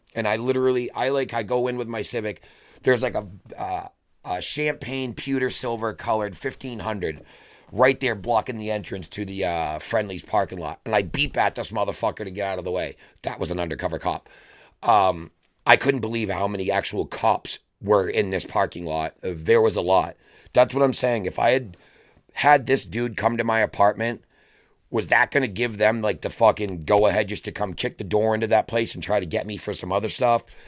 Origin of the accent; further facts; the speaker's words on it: Massachusetts, United States; I'm from Massachusetts